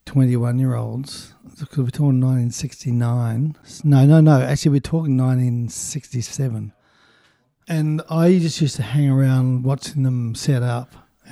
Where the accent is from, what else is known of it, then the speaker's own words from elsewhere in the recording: Invercargill, Southland, New Zealand; In Invercargill.